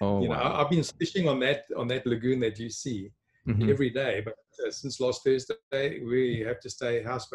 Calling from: Sedgefield, Western Cape, South Africa; Well, today, Gerard, I'm connecting from a small town. It's actually called Slowtown, Sedgefield in Western Cape in South Africa. I normally live in Johannesburg

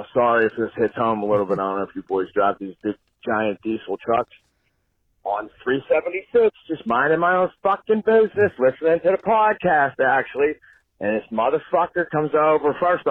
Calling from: Brentwood, Pennsylvania, United States; also born or lived in Houston, Texas

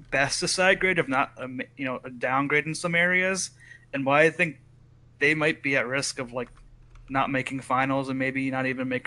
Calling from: Idaho, United States; I'm calling from Idaho. Idaho.

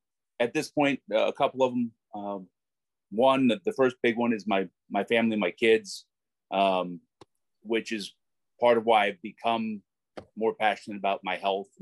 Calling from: Whitmore Lake, Michigan, United States; I am also in Michigan, in Whitmore Lake, just on the north side of Ann Arbor.

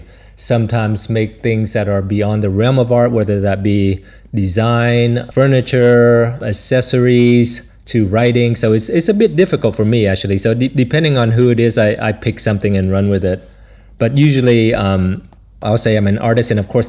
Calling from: Brussels, Belgium; I'm calling from Brussels, Belgium, and you caught me on one of the few sunny days here.

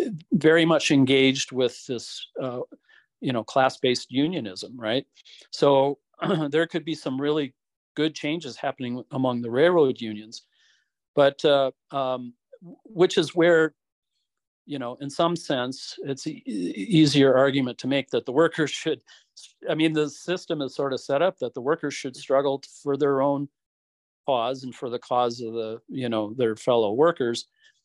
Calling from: Utah, United States; I'm speaking here from Southern Utah, and Utah is a pretty conservative state.

